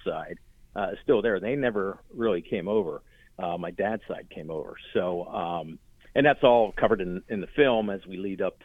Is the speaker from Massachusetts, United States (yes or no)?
no; Sharpsburg, Pennsylvania, United States; I grew up in Sharpsburg. I am first generation American